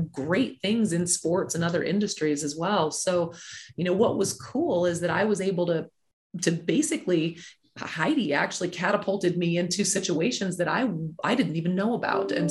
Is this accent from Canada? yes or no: no; Mobile, Alabama, United States; also born or lived in Nebraska; originally from Mobile, Alabama